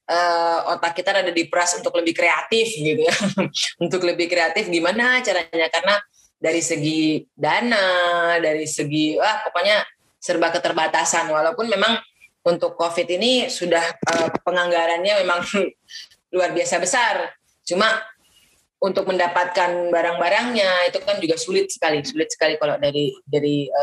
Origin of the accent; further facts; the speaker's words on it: East Nusa Tenggara, Indonesia; kami ingin menghapus stigma bahwa kita orang Flores ini susah gitu